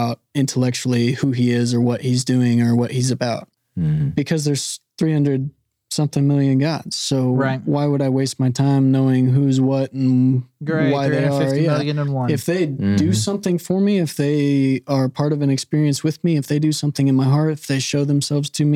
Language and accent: English; Springfield, Missouri, United States; moved away as an adult; also born or lived in India; some of my friends I grew up with in Springfield, Missouri. Mm-hmm. In my hometown